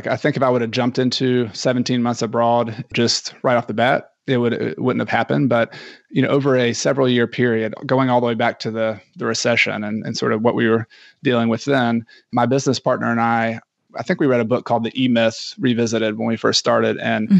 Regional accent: Ecuador; And I am from Ecuador.

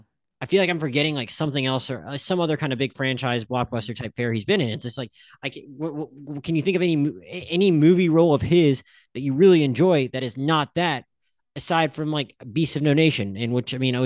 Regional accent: Philadelphia, Pennsylvania, United States; I really wanted to like it because I'm from Philadelphia.

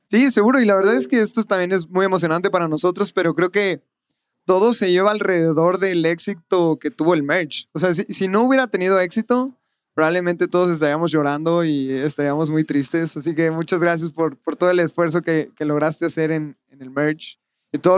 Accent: San Luis Potosí, Mexico; now in Guadalajara, Mexico; Yo, yo soy de San Luis. Este, ahorita vivo en Guadalajara.

